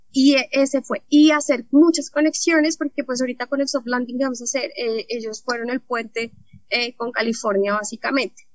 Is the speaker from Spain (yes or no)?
no; Colombia; porque vivimos acá, somos colombianas